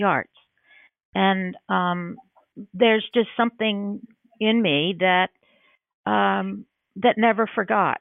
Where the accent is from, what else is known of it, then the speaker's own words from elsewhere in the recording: Oak Ridge, Tennessee, United States; I was growing up in Oak Ridge